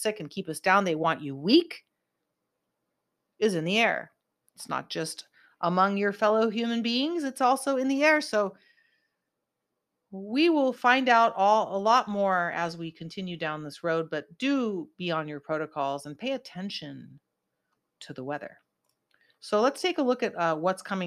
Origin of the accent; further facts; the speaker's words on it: Santa Cruz, California, United States; there was snow in my hometown and my yard of Santa Cruz